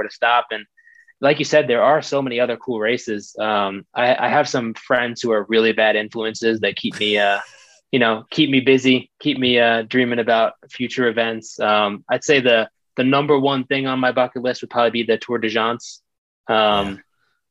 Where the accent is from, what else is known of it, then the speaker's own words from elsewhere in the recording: Long Island, New York, United States; moved away as an adult; now in Colorado, United States; I grew up on Long Island in New York